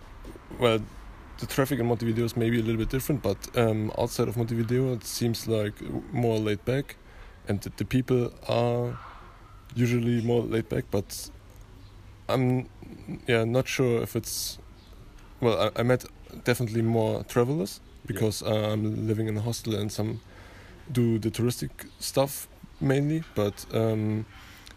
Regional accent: Berlin, Germany; I'm from Germany, Berlin

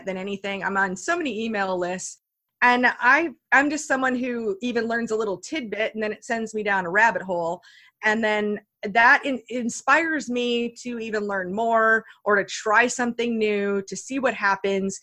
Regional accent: Iowa, United States; I grew up in Iowa, you know, where like there are no mountains in Iowa, you know, in the Midwest.

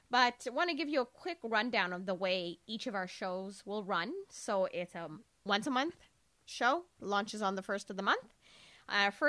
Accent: Toronto, Ontario, Canada; now in Columbia, United States; But as soon as I moved, like I moved from a huge city from Toronto, which is like just a mega city

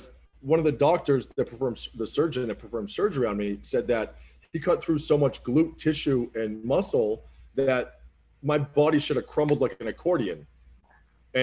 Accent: Oxford, Massachusetts, United States; moved away; I don't really live in the city of Boston, but I'm from a small town called Oxford, Massachusetts

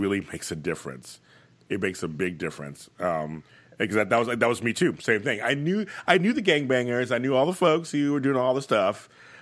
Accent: Los Angeles, California, United States; also born or lived in Brooklyn, New York; I grew up in South Central here

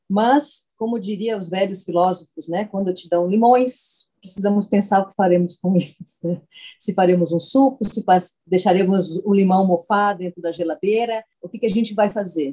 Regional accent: Porto Alegre, Rio Grande do Sul, Brazil; Eu sou do Rio Grande do Sul, sou de Porto Alegre

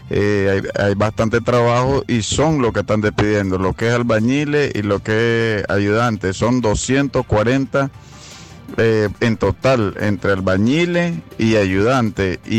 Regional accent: Chinandega, Nicaragua; nosotros somos de Chinandega

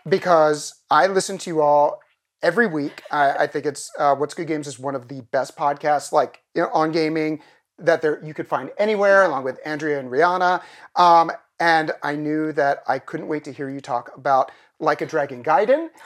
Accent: Philadelphia, Pennsylvania, United States; accent: Philly; I've slipped back into my Philly accent immediately

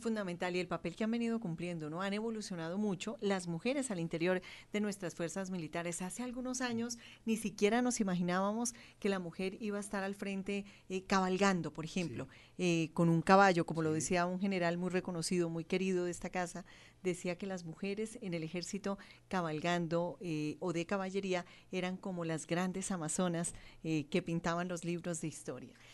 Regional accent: Colombia; lo que somos los colombianos

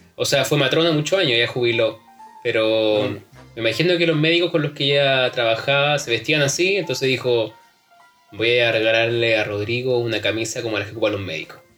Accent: San Antonio, Valparaíso, Chile; Yo nací en San Antonio

